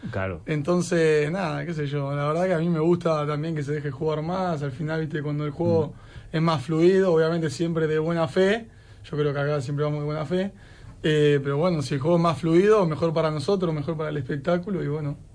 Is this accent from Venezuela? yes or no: no; Argentina; No, la realidad, yo soy argentino, sí.